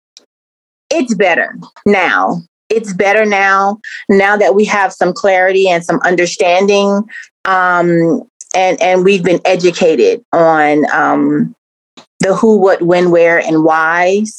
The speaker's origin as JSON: {"language": "English", "town": "Columbia", "region": "South Carolina", "country": "United States", "tie": "born or raised there", "also_born_or_lived": "Charleston, South Carolina", "said": "I'm from South Carolina, Columbia, born and raised"}